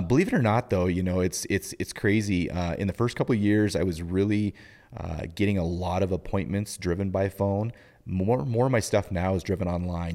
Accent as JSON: {"language": "English", "town": "Butte", "region": "Montana", "country": "United States", "tie": "born or raised there", "also_born_or_lived": "Kellogg, Idaho", "lives_now": "Helena, United States", "said": "I grew up in Butte"}